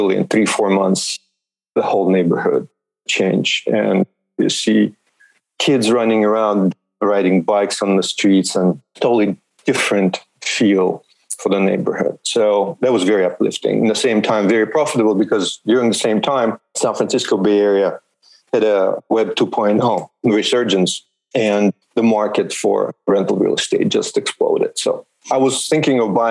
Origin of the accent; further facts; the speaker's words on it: suburb of Moscow, Moscow Oblast, Russia; moved away as an adult; now in United States; born in Soviet Union in Russia and grew up in a suburb of Moscow in a communal apartment